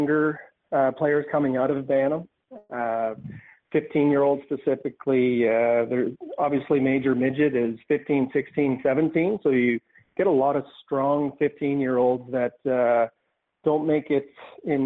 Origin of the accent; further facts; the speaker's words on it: Windsor, Nova Scotia, Canada; now in Truro, Canada; I grew up in Windsor and the West Hants minor hockey system